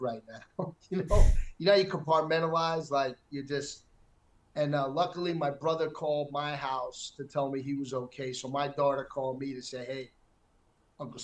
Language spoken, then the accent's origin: English; New York City, New York, United States; I'm born and raised in Manhattan.